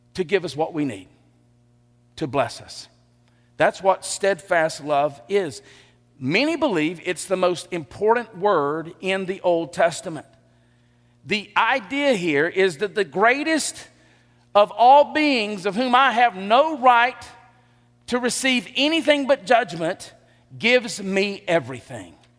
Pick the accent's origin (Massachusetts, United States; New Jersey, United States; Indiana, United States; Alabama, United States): Alabama, United States; Elba; also born or lived in Enterprise, Alabama; I grew up in Elba.